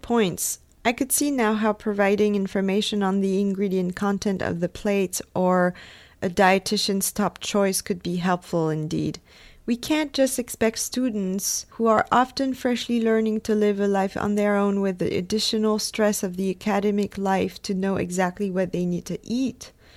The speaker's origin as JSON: {"language": "English", "country": "France", "said": "I come from France"}